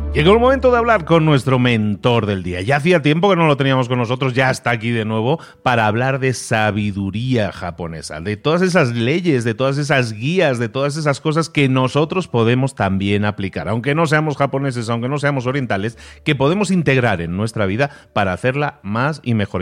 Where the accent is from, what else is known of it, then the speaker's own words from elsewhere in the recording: Barcelona, Catalonia, Spain; moved away; yo que soy de Barcelona originalmente